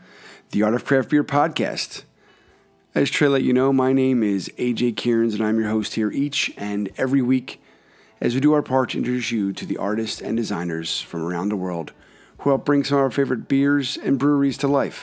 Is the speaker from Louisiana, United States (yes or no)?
no; Philadelphia, Pennsylvania, United States; my hometown of Philadelphia